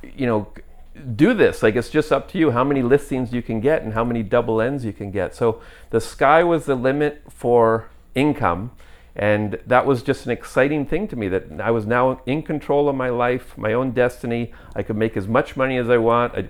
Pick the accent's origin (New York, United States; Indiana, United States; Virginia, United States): New York, United States; moved away as an adult; also born or lived in Calgary, Canada; now in Canada; I'm from New York